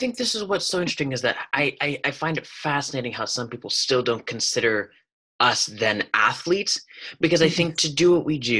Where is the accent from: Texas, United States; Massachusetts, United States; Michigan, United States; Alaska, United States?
Alaska, United States; I'm from Alaska.